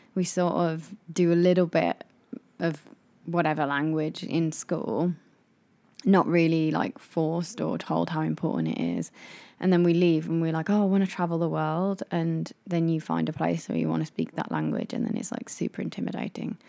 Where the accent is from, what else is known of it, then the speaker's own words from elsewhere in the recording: England, United Kingdom; moved away as an adult; now in Japan; We are a English couple that live in Japan that are in our late twenties.